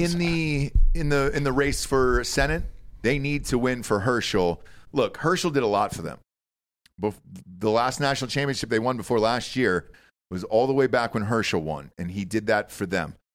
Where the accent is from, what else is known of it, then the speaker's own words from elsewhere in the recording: Georgia, United States; now in Austin, Texas, United States; Georgia? It's my home state.